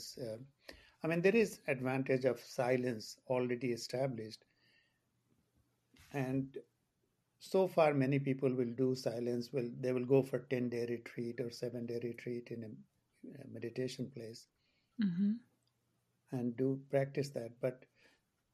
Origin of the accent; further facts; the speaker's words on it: India; moved away as an adult; also born or lived in England / Boston, United States; now in Maine, United States; I grew up in India and we moved to England after my finishing my medical school